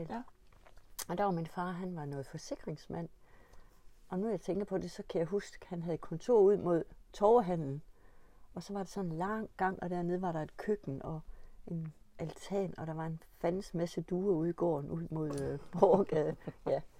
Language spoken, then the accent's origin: Danish; Stensballe, Central Denmark Region, Denmark; min barndom er foregået i Stensballe, eller på Hesteryg, mm. på Nørmarksgården ved Lund.